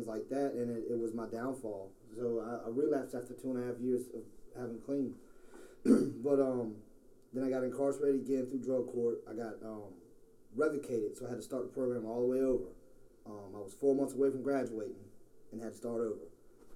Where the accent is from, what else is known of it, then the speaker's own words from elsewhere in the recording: Portsmouth, Virginia, United States; moved away as an adult; now in Richmond, United States; I'm not originally from Richmond. I'm from Tidewater area, Portsmouth, Virginia